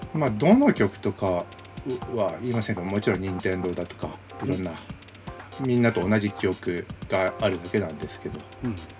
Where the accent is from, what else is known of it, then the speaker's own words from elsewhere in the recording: Kanazawa, Ishikawa, Japan; 僕の実家あの石川県の金沢ていうところ